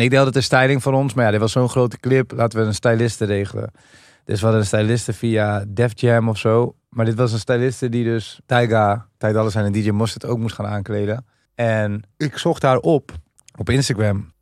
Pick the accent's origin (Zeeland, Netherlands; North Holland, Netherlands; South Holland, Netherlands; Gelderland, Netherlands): North Holland, Netherlands; Amsterdam; wij komen van Amsterdam.